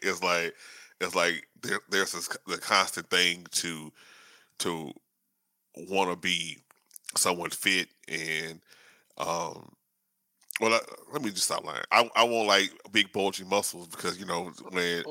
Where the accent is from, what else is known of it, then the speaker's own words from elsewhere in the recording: Shreveport, Louisiana, United States; I'm from uh, you know, up north in Louisiana, uh, Shreveport